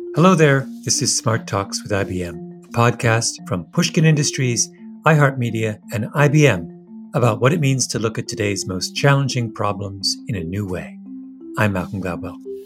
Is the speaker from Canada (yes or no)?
yes; Canada; I am very Canadian